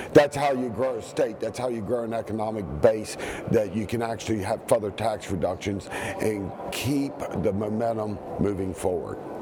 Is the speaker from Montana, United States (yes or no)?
no; Eastern Panhandle, West Virginia, United States; I'm from the Eastern Panhandle